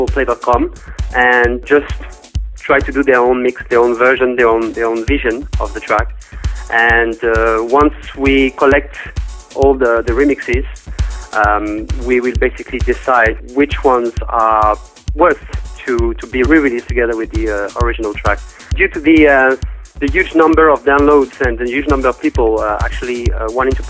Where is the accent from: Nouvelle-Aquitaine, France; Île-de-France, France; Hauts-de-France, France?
Île-de-France, France; Paris; I'm from Paris, France